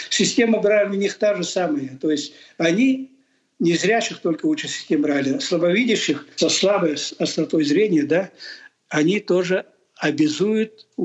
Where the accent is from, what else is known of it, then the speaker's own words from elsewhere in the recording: Sakha Republic, Russia; Естественно, я ведь якут.